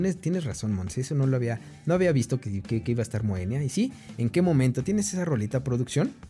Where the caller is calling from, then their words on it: Buenos Aires, Argentina; Hola amigos de Atmósfera Radio 105 en Puebla, México. Mandamos mensajes desde Buenos Aires, Argentina. Somos de … del pan rock porteño.